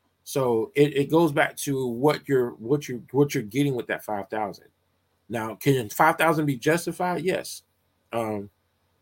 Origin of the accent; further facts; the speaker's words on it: Atlanta, Georgia, United States; I grew up in Atlanta, Georgia